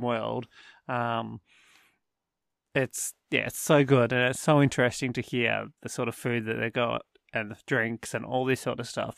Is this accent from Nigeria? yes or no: no; Australia; coming from Australia